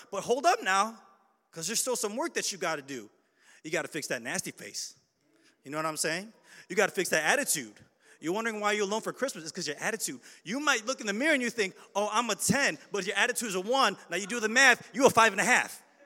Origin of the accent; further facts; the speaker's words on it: Chicago, Illinois, United States; I'm from Chicago